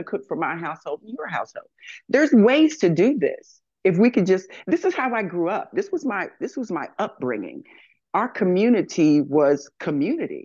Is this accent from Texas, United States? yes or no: yes; Texas, United States; moved away as an adult; also born or lived in Royersford, Pennsylvania; now in Philadelphia, United States; I'm a Texas person. I came in from Texas.